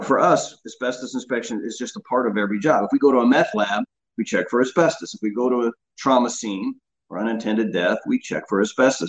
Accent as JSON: {"language": "English", "region": "Oklahoma", "country": "United States", "tie": "born or raised there", "also_born_or_lived": "Huntington Beach, California", "moved": "as an adult", "said": "I grew up in Oklahoma"}